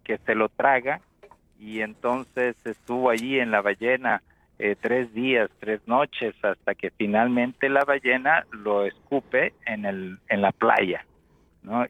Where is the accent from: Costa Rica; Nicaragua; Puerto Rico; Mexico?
Nicaragua; yo que soy de Nicaragua